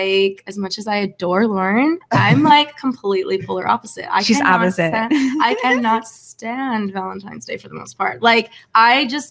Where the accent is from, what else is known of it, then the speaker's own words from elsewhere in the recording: Finland; moved away as an adult; also born or lived in Florida, United States; now in Los Angeles, United States; I was born in Florida, but I spent most of my life in Finland, and I just moved to LA about 2 months ago.